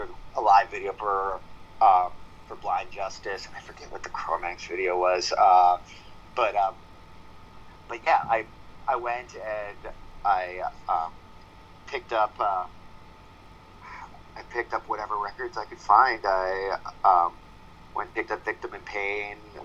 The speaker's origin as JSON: {"language": "English", "area": "outside of Philadelphia", "region": "Pennsylvania", "country": "United States", "tie": "born or raised there", "moved": "yes", "lives_now": "New York, United States", "said": "I grew up outside of Philadelphia, Pennsylvania."}